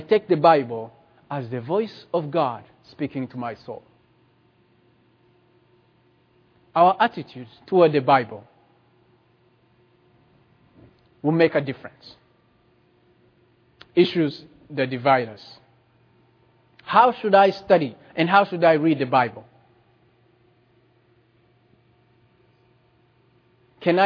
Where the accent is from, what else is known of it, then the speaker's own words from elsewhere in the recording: Rwanda; moved away; I come from Rwanda